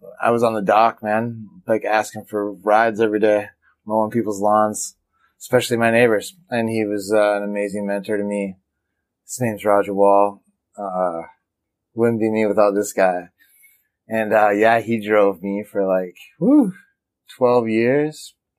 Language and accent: English; Midwest, United States; But I was from the Midwest, and that was kind of a down.